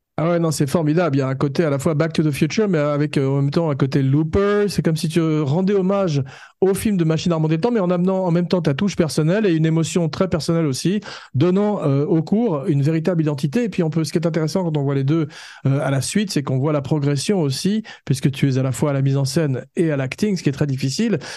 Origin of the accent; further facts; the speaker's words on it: France; comme on est français